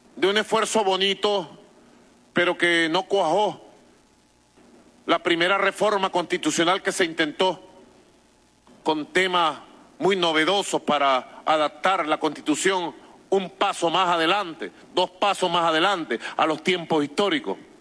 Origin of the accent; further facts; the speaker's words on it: Venezuela; nosotros los venezolanos